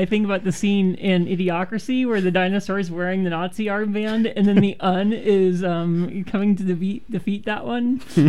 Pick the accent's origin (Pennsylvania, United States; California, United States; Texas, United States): California, United States; Orange County; I'm from Orange County